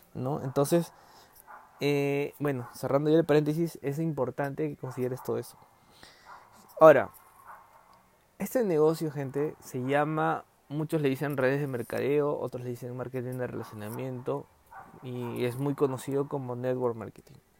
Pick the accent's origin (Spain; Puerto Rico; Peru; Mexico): Peru; ahorita estamos en Perú porque somos peruanos